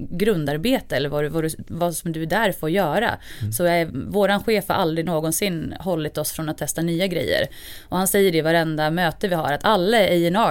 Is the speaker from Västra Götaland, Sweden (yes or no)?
no; Hofors, Gävleborg County, Sweden; jag är ju uppvuxen som sagt i Hofors, Dalgränsen